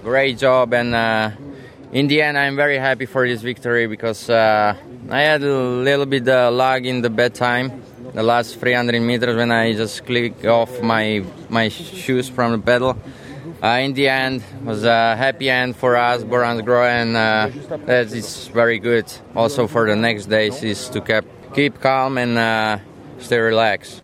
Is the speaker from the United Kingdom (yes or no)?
yes; United Kingdom; as a Brit